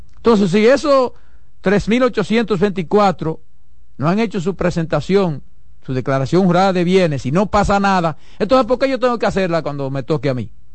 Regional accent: Dominican Republic; mi país

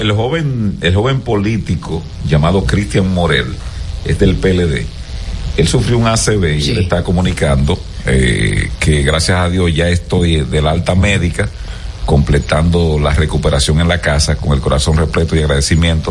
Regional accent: Gaspar Hernández, Espaillat, Dominican Republic; moved away; mi pueblo, mm. para Gaspar Hernández

